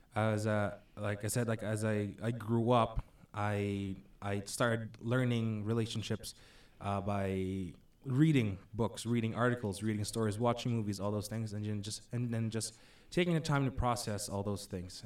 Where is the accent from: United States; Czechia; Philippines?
Philippines; moved away as an adult; I'm originally from the Philippines. Uh, came here uh, on 2007